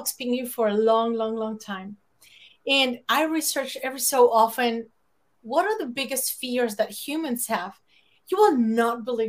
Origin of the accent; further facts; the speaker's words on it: Mexico City, Mexico; English is a second language; moved away; I grew up in Mexico City. It used to be called DF, and now it's like Mexico City